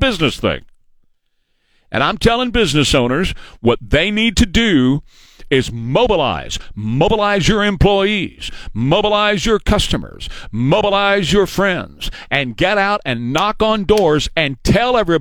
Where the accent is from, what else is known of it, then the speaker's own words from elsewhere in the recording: San Antonio, Texas, United States; I've lived here all my life. You guys know that. I've been on the air here for 50 years. I grew up in San Antonio